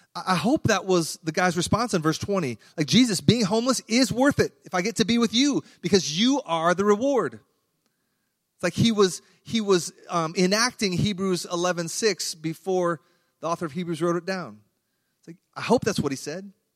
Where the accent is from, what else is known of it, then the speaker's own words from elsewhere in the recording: Iowa, United States; I grew up in Iowa